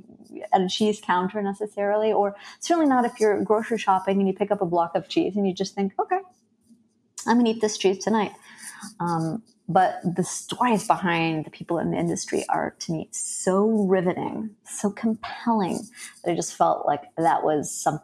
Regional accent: Wisconsin, United States; now in Philadelphia, United States; You know, when I moved to Philadelphia from Wisconsin, I really missed cheese. I mean, it's bizarre because if I'd stayed in the state of Wisconsin, I'm sure I never would have started a blog

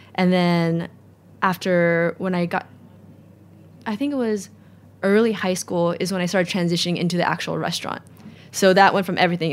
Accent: San Diego, California, United States; moved away as an adult; also born or lived in Orange County / Bay Area / Los Angeles; now in New York, United States; I grew up in San Diego, and that was the mecca of beer

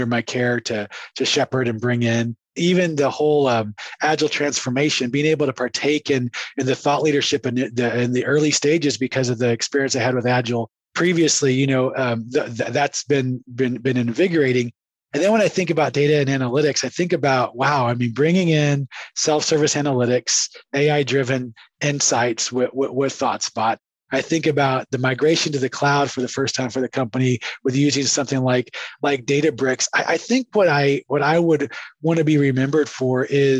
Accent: San Antonio, Texas, United States; also born or lived in Waxahachie, Texas / Dallas, Texas / Surrey, England / Boston, Massachusetts; now in Mansfield, United States; I was born in Waxahachie, Texas, right? I grew up in San Antonio, went to school in Dallas

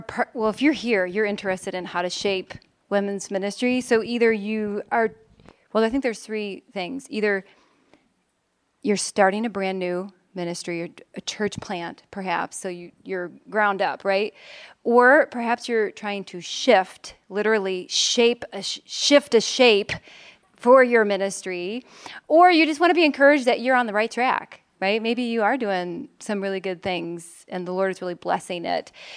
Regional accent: Chicago, Illinois, United States; now in Philadelphia, United States; I am from Chicago, Illinois originally, but I now live in Philadelphia, Pennsylvania

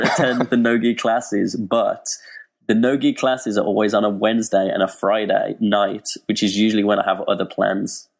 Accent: Birmingham, West Midlands, United Kingdom; England, Birmingham, England

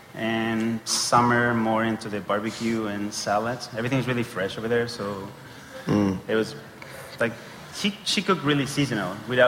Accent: Chile; now in Los Angeles, United States; I'm from Chile.

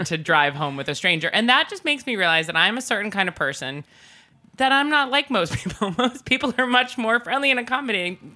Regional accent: North Shore of Long Island, New York, United States; growing up in the North Shore of Long Island

